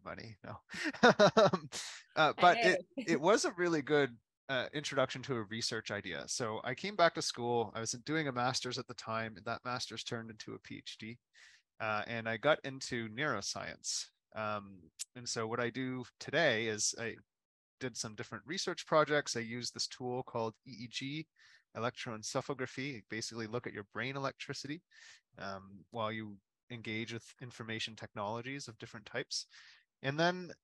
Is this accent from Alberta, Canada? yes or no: no; Halifax, Nova Scotia, Canada; I was born in Halifax